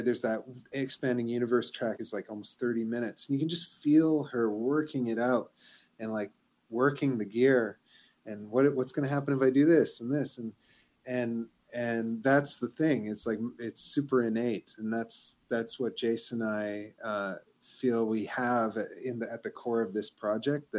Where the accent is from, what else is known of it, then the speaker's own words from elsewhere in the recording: Vancouver, British Columbia, Canada; moved away as an adult; now in Montreal, Canada; I'm from Vancouver originally and I've lived here for 15 years or so.